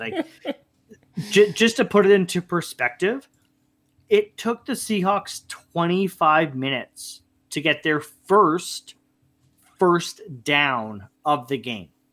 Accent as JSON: {"language": "English", "country": "Canada", "said": "being Canadian, we're hockey guys"}